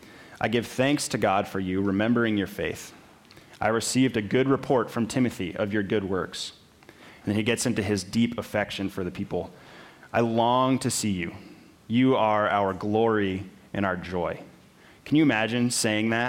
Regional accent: Minnesota, United States; I grew up in Minnesota, which meant I grew up playing hockey

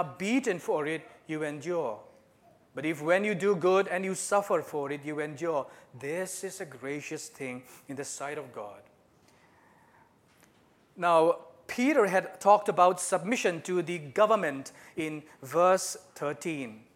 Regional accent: Northeast India, India; moved away as an adult; now in Japan; So I'm from Northeast India. I've been in Japan for the last 17 years.

